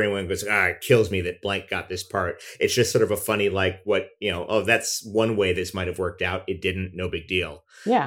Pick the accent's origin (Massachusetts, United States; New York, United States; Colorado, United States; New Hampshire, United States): New York, United States; growing up in New York